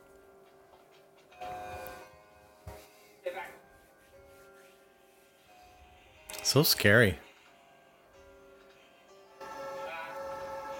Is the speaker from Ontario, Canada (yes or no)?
no; Cole Harbour, Nova Scotia, Canada; I'm from Cole Harbour, and just kind of like right around the outskirts of Cole Harbour, there's Lawrencetown, Eastern Passage, things like that.